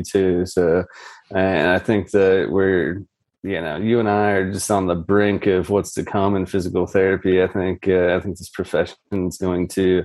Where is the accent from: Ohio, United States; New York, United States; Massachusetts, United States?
Ohio, United States; Jefferson; also born or lived in Toledo, Ohio; I'm a Northeast Ohio native. I grew up in Jefferson, way out far east there